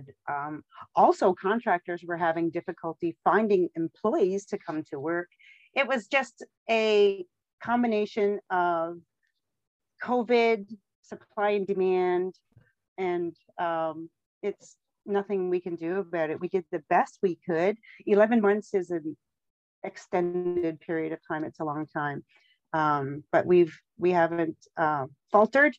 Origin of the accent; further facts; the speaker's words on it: Newfoundland and Labrador, Canada; now in Petawawa, Canada; I'm from Newfoundland, Labrador. I grew up with Mary Brown's